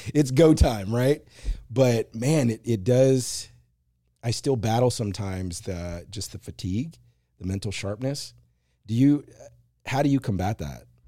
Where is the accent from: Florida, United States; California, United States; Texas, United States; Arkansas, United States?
Texas, United States; Marshall; moved away; two in Marshall where I grew up